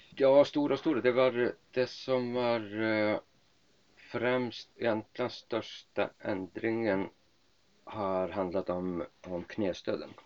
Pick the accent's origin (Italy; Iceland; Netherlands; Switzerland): Iceland; moved away as an adult; also born or lived in Lerum, Sweden / Uppsala, Sweden; now in Sweden; Jag kommer från Island, är eh, född och uppvuxen på Island